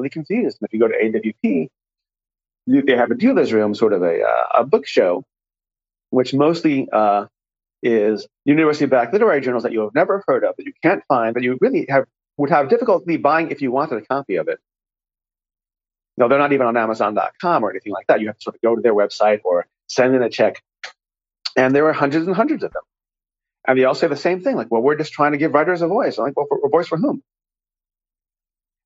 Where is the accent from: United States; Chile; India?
United States; New York; I grew up in New York